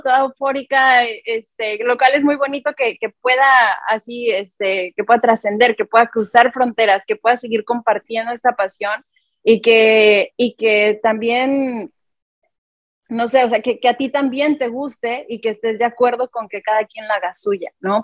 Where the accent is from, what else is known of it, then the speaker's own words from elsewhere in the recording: Mexico; como mexicanos